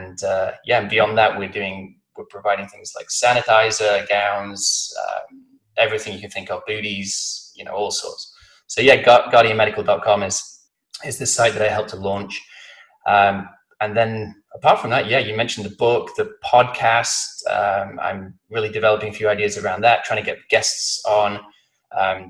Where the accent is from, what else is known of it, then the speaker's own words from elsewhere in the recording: Blackpool, North West England, United Kingdom; also born or lived in London / Austin, Texas; now in San Diego, United States; I'm from the northwest of England. I was born in a place called Blackpool, which is on the coast